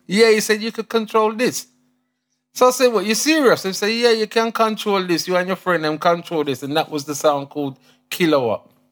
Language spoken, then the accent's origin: English; London, United Kingdom; also born or lived in Chelsea, London / Saint Elizabeth, Jamaica (family lineage); I was born in Chelsea, Kings Road. Um, grew up in S W eleven Battersea